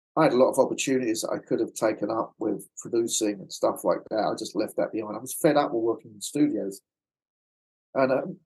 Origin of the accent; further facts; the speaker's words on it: London, United Kingdom; accent: Cockney; moved away as an adult; now in Los Angeles, United States; I'm like a Cockney boy from London